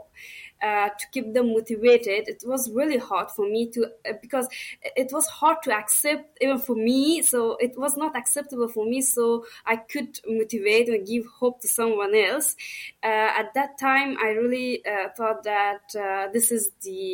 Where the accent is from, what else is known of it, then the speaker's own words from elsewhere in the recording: Herat, Afghanistan; moved away as an adult; now in Australia; On that time, I was from Herat and living at Herat province